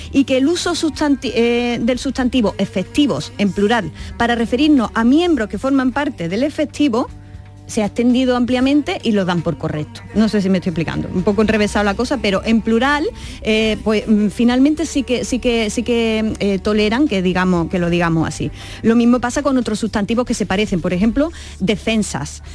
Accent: Alcaudete, Andalusia, Spain; en Alcaudete, Jaén, que es mi pueblo

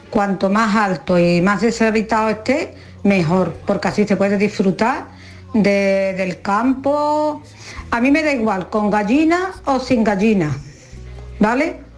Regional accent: France; Hola familia … de Francia.

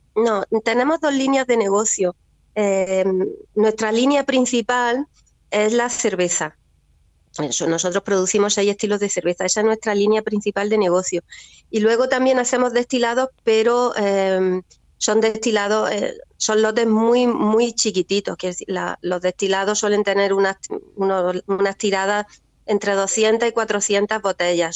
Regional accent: Almería, Andalusia, Spain; also born or lived in Fondón; somos nosotros de Almería y en Fondón en concreto, mis raíces familiares están en Fondón

